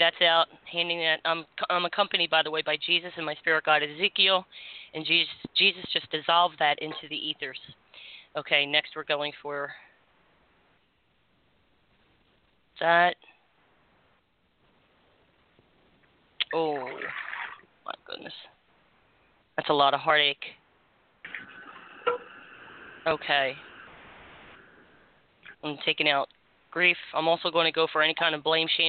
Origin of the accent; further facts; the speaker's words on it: Florida, United States; as Floridians